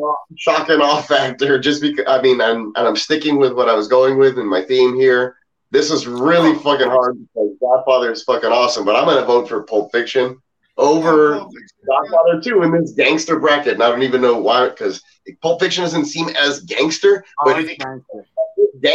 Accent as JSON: {"language": "English", "town": "Edcouch-Elsa", "region": "Texas", "country": "United States", "tie": "born or raised there", "said": "He's from my hometown here in Edcouch-Elsa."}